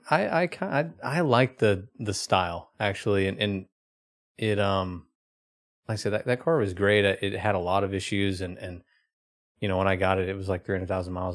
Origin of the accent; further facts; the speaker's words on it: Oklahoma, United States; I grew up in Oklahoma.